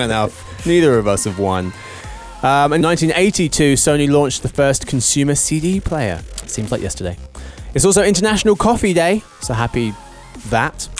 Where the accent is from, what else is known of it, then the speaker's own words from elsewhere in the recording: England, United Kingdom; I'm English